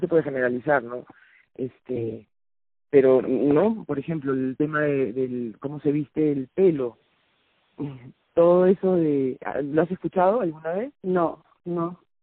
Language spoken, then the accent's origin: Spanish; Lima, Peru; yo soy de Lima